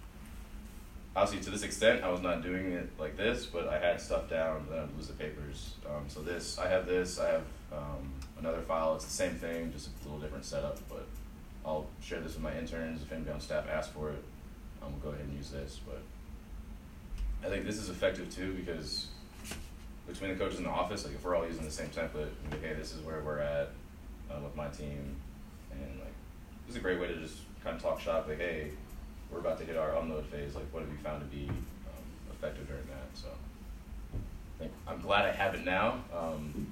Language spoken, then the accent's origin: English; Pittsburgh, Pennsylvania, United States; moved away; I'm from Pittsburgh, Robert Morris is back home.